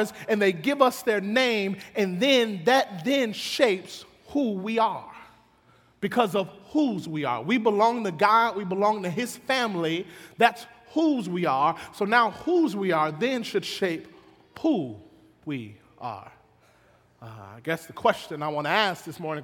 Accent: Pearl, Mississippi, United States; I grew up in Pearl, Mississippi, a little country town

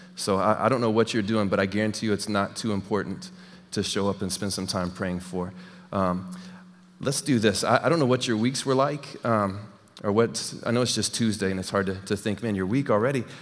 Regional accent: Texas, United States; moved away; I'm from Texas

